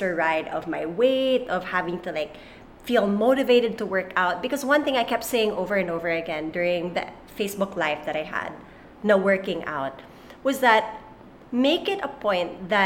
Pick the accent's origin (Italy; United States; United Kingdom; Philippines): Philippines; Subic, Central Luzon; moved away; we actually move back to my hometown.